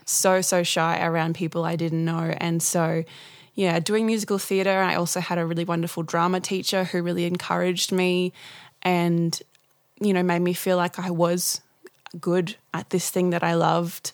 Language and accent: English; Gladstone, Queensland, Australia; I come from Gladstone in central Queensland